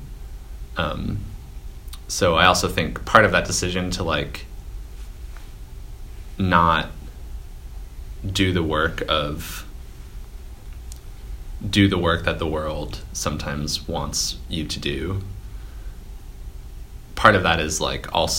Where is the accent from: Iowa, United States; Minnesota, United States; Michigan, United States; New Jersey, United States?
Minnesota, United States; Minneapolis–Saint Paul; now in New York City, United States; I'm from the Twin Cities